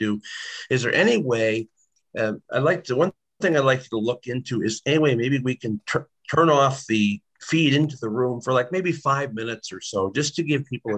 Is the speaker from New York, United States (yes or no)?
no; Illinois, United States; I'm from Illinois